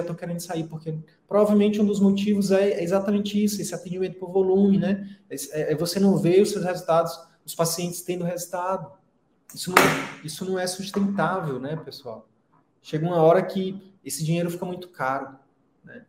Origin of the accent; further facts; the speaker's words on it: Picos, Piauí, Brazil; moved away as an adult; also born or lived in Teresina; eu escolhi sair da minha cidade natal, né, que é Picos, lá no interior do Piauí, e ir para Teresina